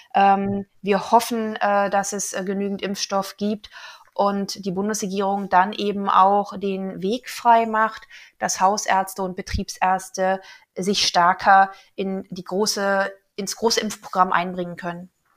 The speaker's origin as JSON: {"language": "German", "region": "Brandenburg", "country": "Germany", "tie": "born or raised there", "moved": "yes", "said": "in meiner alten Heimat Brandenburg"}